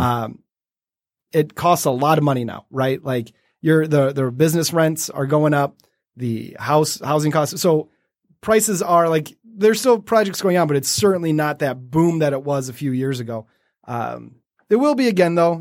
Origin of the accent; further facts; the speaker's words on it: Detroit, Michigan, United States; it's my hometown. It's what I love